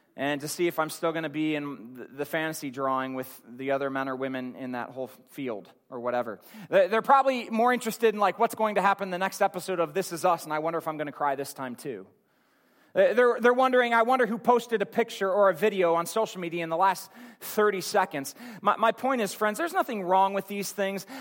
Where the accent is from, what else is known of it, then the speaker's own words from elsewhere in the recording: Akron, Ohio, United States; my hometown in Akron